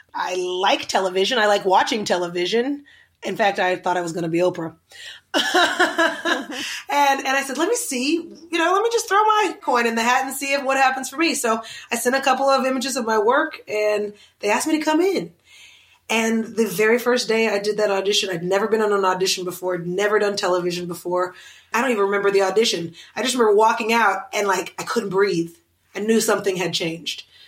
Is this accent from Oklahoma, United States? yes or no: yes; Oklahoma City, Oklahoma, United States; born or raised there; now in Los Angeles, United States